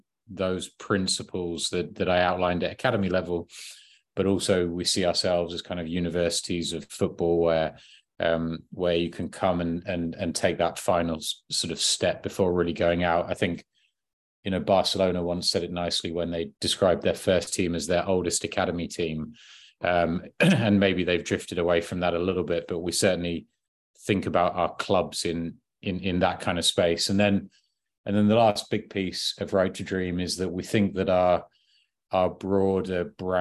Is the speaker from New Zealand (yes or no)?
no; High Wycombe, South East England, United Kingdom; I grew up in High Wycombe, season ticket holder at Wycombe Wanderers